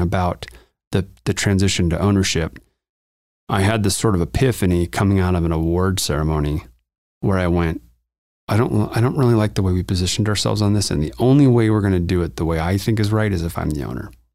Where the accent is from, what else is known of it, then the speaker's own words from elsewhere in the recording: Montana, United States; moved away as an adult; also born or lived in Los Angeles, California; now in Denver, United States; I grew up in Montana, in the wilds of Montana